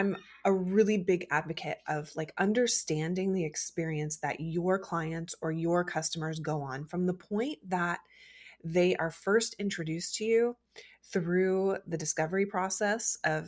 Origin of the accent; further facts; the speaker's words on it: Midwest, South, United States; I grew up in the South and the Midwest, where it's, you know, hot and muggy and buggy